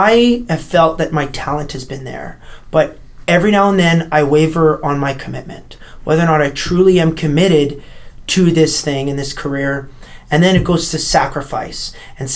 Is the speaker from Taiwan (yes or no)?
no; Canada; my home country